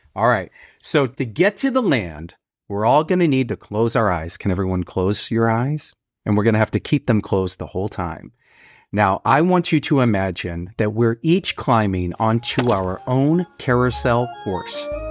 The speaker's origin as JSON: {"language": "English", "town": "Fort Worth", "region": "Texas", "country": "United States", "moved": "yes", "lives_now": "New York City, United States", "said": "I'm from Fort Worth. I'm from Texas"}